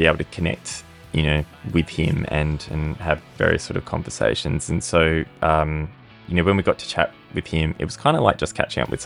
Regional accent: Perth, Western Australia, Australia; we've got a little island off the coast of Perth called Rottnest

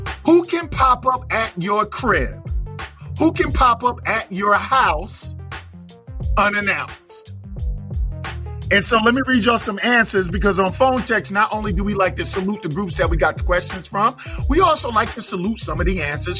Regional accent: New York City, New York, United States; I'm from Flatbush. Flatbush, Brooklyn.

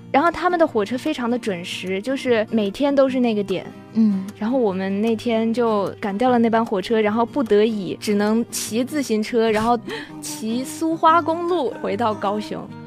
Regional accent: southern China, China; 我是南方人嘛

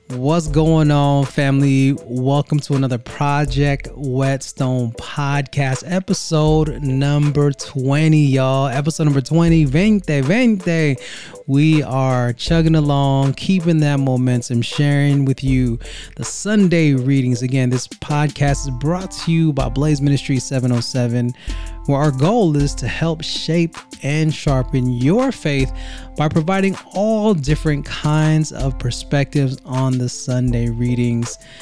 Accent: Vallejo, California, United States; now in Greenville, United States; we are Originally from Vallejo, Saint Basil's is our roots in Vallejo, California in the seven oh seven

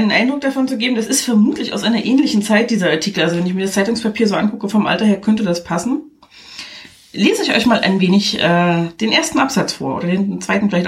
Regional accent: Germany; Fun Fact, ich komme ja nur aus der DDR und da wurde ja viel schwarz gearbeitet.

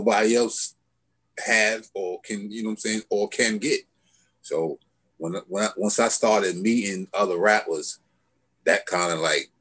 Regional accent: Hempstead, New York, United States; I'm from Long Island

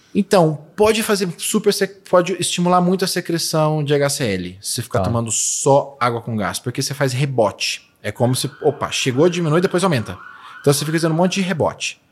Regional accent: Poços de Caldas, Minas Gerais, Brazil; moved away; also born or lived in Alfenas; Eu nasci em Posto de Caldas. Eu sou de Minas

